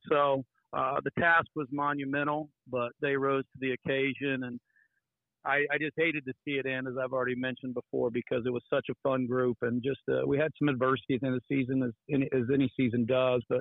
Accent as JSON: {"language": "English", "town": "Terre Haute", "region": "Indiana", "country": "United States", "tie": "born or raised there", "said": "First of all, uh, I'm a 1994 graduate of Terre Haute North, so I have a lot of pride in the community"}